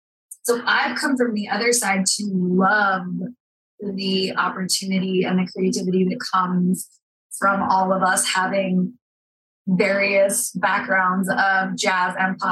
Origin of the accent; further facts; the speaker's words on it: Maryland, United States; now in Utah, United States; I grew up in Maryland, like kind of on the foothills of the Appalachian Mountains.